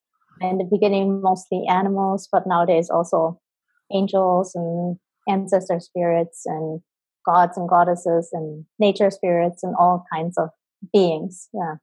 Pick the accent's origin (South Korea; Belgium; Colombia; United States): Colombia; born there; because I was born in Colombia and my birth mom is Embera, which is an indigenous tribe who live on the west coast in Colombia.